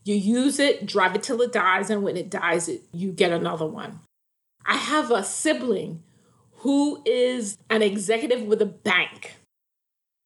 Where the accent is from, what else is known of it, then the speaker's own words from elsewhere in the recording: Jamaica; moved away; And I grew up in the islands. So I grew up in Jamaica